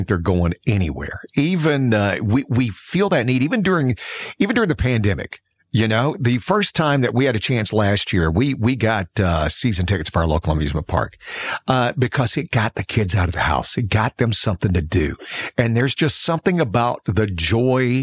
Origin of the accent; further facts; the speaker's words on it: the South, United States; I'm from the South